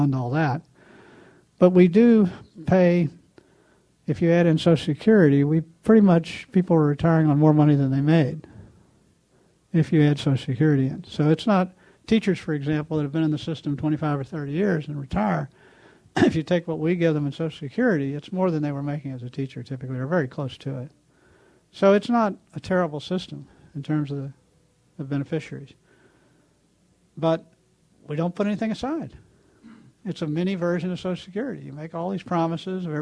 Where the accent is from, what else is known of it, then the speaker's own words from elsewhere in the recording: Texas, United States; I grew up in an oil state. I grew up in Texas.